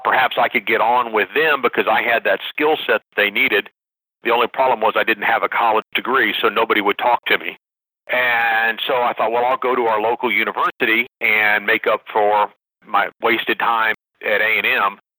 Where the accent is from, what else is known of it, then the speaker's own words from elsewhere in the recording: San Antonio, Texas, United States; I grew up in San Antonio, Texas